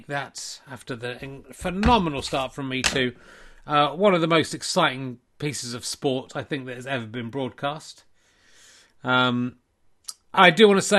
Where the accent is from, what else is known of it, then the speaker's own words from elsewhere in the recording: Yorkshire and the Humber, United Kingdom; I'm from Yorkshire.